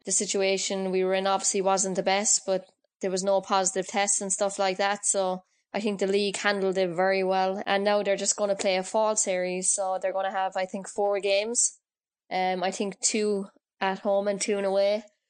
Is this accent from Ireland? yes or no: yes; Cork, Munster, Ireland; I grew up playing on the streets of Knocknahinney